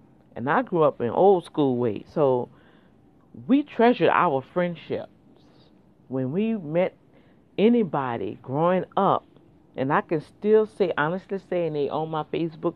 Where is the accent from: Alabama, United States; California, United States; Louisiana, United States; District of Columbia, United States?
Louisiana, United States; New Orleans; moved away; we grew up back in New Orleans